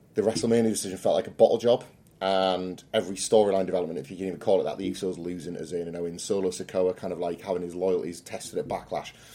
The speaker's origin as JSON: {"language": "English", "country": "United Kingdom", "said": "It's really hard being British."}